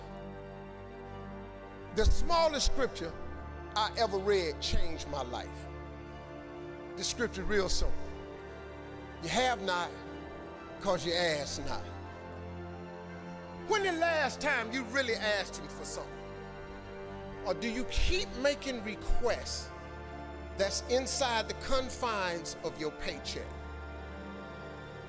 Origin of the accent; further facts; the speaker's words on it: Cleveland, Ohio, United States; I'm from Cleveland